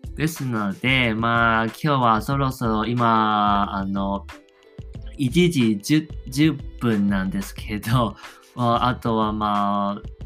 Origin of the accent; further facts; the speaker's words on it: Taiwan; accent: Taiwanese; Japanese is a second language; 自分は外国人ですしその、まあ、台湾人のような鉛ももちろんあります